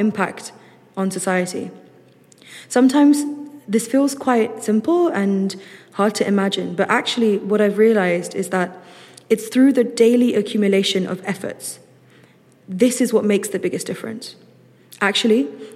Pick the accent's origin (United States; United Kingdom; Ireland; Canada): United Kingdom; London; I'm from London and I'm a master's student